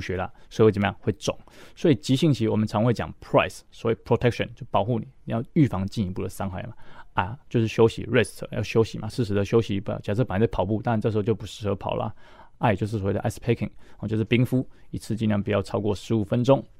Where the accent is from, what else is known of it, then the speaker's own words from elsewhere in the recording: Tainan, Taiwan; 我来自的城市是台南市